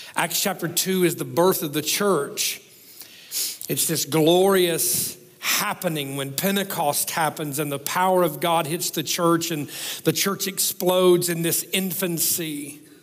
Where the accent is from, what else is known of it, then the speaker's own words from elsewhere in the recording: the South, United States; I'm the guy from the South